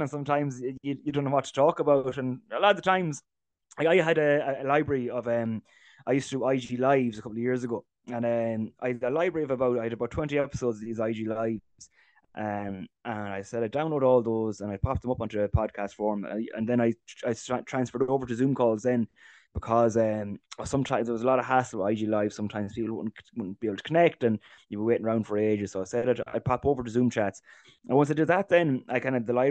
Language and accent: English; Ballyfern, County Roscommon, Ireland; We're from Ballyfern, you know, it's our club together is Ballyfern and Arrigdon and Keju.